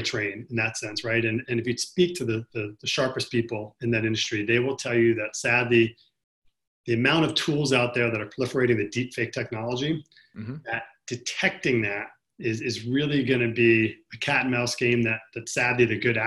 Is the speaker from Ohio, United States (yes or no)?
no; New York City, New York, United States; I'm from New York City